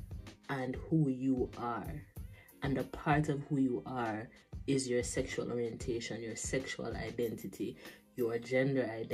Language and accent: English; Jamaica; a person growing up in Jamaica